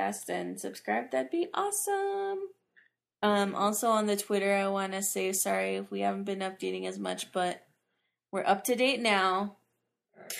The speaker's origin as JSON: {"language": "English", "region": "Colorado", "country": "United States", "tie": "born or raised there", "said": "I'm from Colorado, baby, born and raised"}